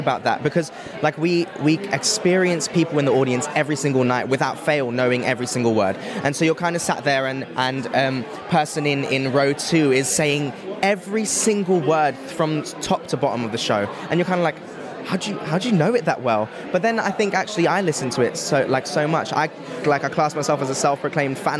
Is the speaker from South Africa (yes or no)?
yes; South Africa; now in London, United Kingdom; I am originally from South Africa, but I live in London